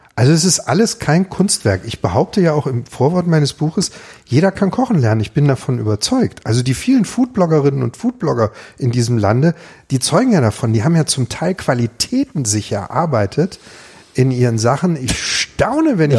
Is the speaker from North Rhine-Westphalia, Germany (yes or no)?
no; Ravensburg, Baden-Württemberg, Germany; das ist meine Heimatstadt